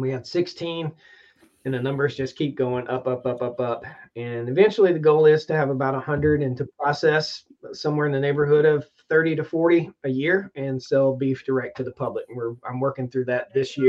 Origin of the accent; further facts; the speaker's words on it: Martinsville, Virginia, United States; now in North Carolina, United States; I grew up in Martinsville, Virginia, and NASCAR town there